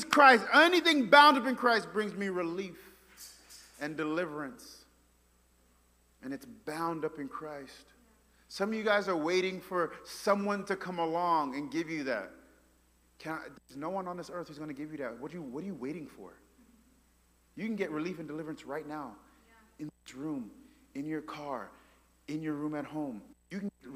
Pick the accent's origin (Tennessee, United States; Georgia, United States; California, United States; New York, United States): New York, United States; now in Memphis, United States; I say from New York